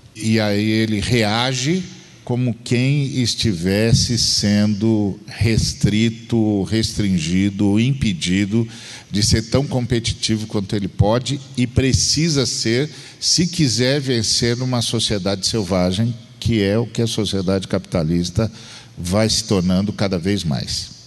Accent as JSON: {"language": "Portuguese", "town": "Uberlândia", "region": "Minas Gerais", "country": "Brazil", "said": "de Berlândia"}